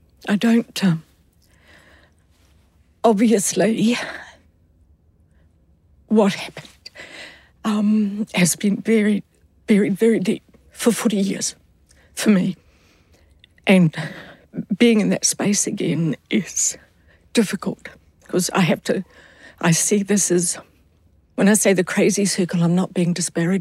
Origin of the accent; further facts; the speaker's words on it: New Zealand; I was raised in New Zealand